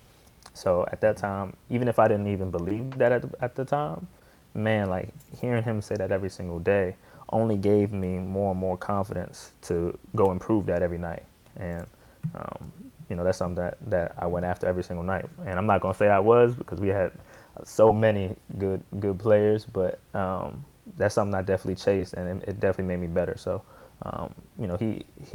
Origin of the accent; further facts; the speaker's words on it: Columbia, Maryland, United States; also born or lived in Baltimore; I grew up in Columbia, Maryland, but, I really learned the game in Baltimore